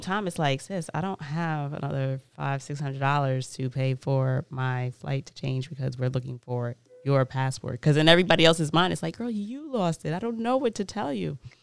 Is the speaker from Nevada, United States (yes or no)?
no; New York City, New York, United States; born and raised in Queens